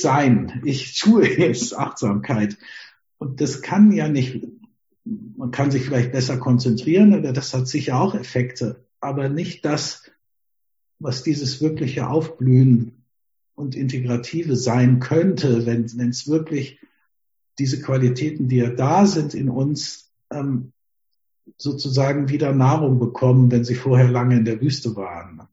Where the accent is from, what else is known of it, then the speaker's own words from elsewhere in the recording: Germany; Wir haben ja als Deutsche